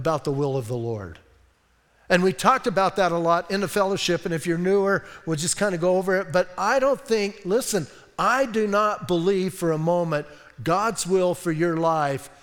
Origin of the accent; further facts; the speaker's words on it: Bisbee, Arizona, United States; I'm from Bisbee.